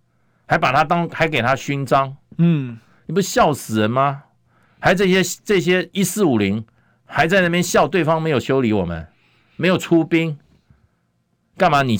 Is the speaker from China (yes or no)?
no; Taiwan; 把我们台湾人的两千三百万台湾人的生命财产一起放到美国拉斯维加斯的赌场的赌桌上